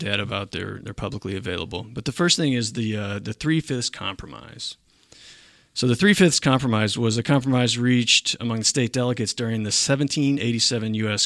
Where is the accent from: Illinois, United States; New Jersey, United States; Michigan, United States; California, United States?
Michigan, United States; now in Milwaukee, United States; I grew up in Michigan